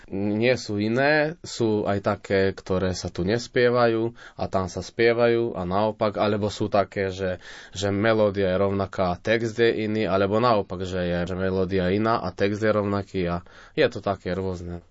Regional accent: Selenča, Vojvodina, Serbia; also born or lived in Novi Sad / Banská Bystrica; Narodil som sa v Novom Sade. Na základnú školu som šiel v Selenči, akože tam, kde aj bývam, odkiaľ pochádzam.

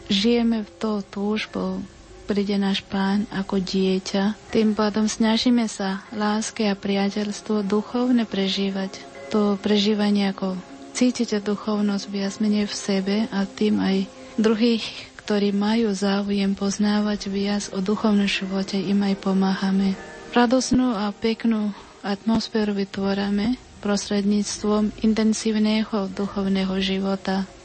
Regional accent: India; Slovak is a second language; now in Nitra, Slovakia; tu dve sme z Indie

